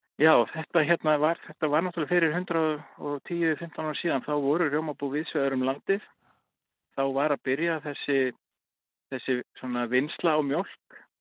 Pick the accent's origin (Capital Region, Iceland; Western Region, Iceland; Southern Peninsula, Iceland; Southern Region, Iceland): Western Region, Iceland; Dalir; ég er hérna úr Dölunum vestar